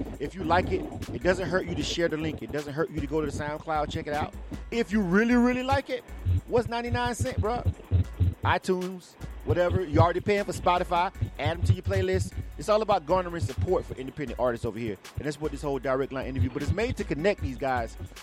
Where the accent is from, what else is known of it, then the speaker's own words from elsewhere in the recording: Panama City, Florida, United States; Panama City, Florida, the 850 is my hometown